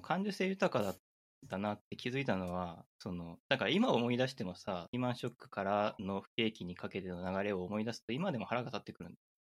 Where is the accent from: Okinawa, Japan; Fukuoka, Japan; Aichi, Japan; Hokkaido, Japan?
Aichi, Japan; 僕愛知県出身なんで、うん、愛知県って車の工場とかがたくさんあって、車がすごい混むんですよね。うちの近所に国道があって